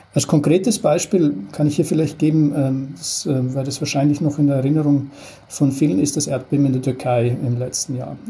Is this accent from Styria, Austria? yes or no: yes; Styria, Austria; moved away; als gelernter Österreicher äh, war über die Freiwillige Feuerwehr in meinem Heimatdorf in der Steiermark